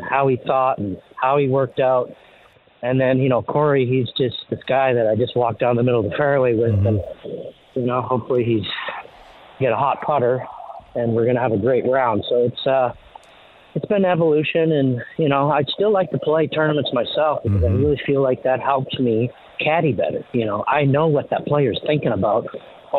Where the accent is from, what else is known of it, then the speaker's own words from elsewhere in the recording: Canada; growing up in Canada